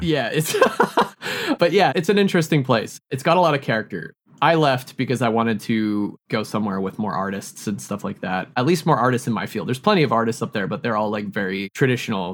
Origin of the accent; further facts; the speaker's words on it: Yellowknife, Northwest Territories, Canada; now in Montreal, Canada; I grew up in Yellowknife, which is a city that is basically as far north as you can get in North America